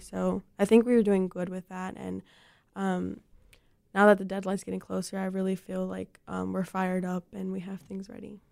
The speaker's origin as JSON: {"language": "English", "country": "Mexico", "tie": "born or raised there", "moved": "yes", "said": "I was born in Mexico, so I definitely identify, um, with that community"}